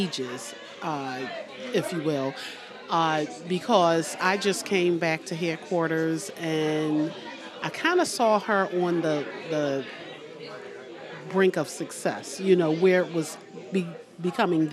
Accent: Philadelphia, Pennsylvania, United States; moved away; I'm originally from Philly.

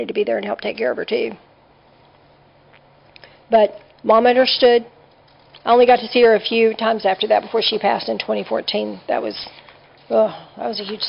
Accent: Dallas, Texas, United States; moved away as an adult; also born or lived in western Oklahoma / Princeton / northern Arkansas; now in Louisiana, United States; Because I'm from the North Dallas area. I've lived almost my whole life in the North Dallas area

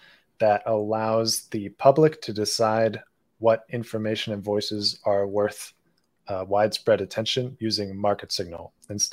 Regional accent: Cincinnati, Ohio, United States; moved away; also born or lived in Beijing, China; I grew up in Cincinnati, Ohio, and I'm Jewish

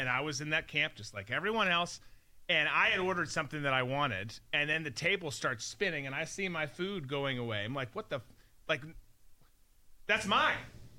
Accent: Rochester, Minnesota, United States; Rochester, Minnesota, where I grew up

